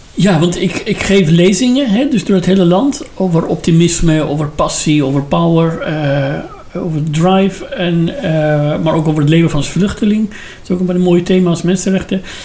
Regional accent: Iran; Dutch is a second language; moved away as an adult; now in Netherlands; dat ik uit Iran kom

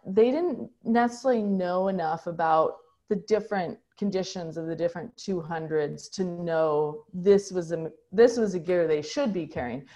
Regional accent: United States; as a American

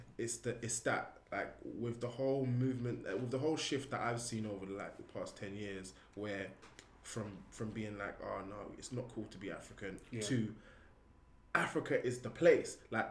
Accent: Guyana; I'm actually from Guyana, in South America

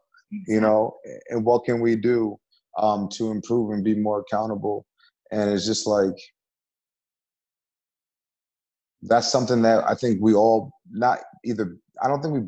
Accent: Beacon, New York, United States; also born or lived in Middletown, New York / Newburgh, New York; I was born in Middletown. Okay. I lived in Newburgh for a year. Then I was raised in Beacon from like first grade on.

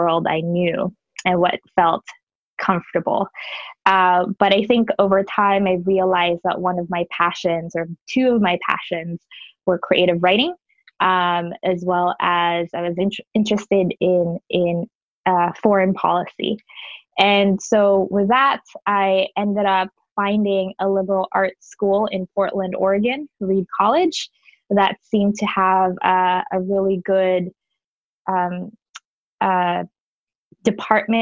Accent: Manila, Metro Manila, Philippines; now in Washington, D.C., United States; I grew up in the Philippines. Manila is my first home.

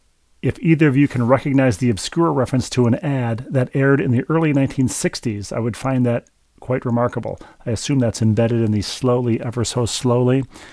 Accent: Bloomington, Minnesota, United States; Howard Cosell used to call Metropolitan Stadium in my hometown, Bloomington, Minnesota, the ice box

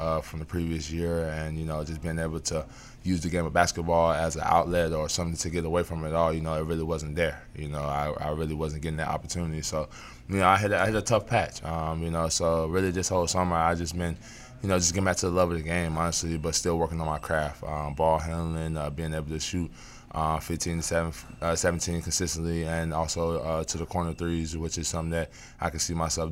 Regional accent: North Carolina, United States; moved away as an adult; now in Washington, D.C., United States; D.C. is definitely right up the road from my hometown, which is in North Carolina

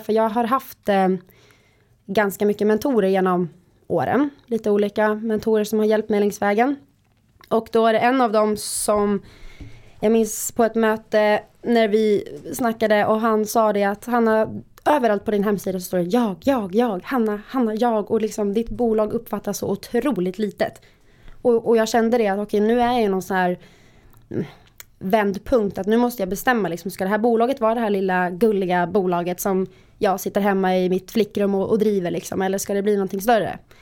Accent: Visby, Gotland, Sweden; jag är från Gotland, från Visby, har bott där hela mitt liv

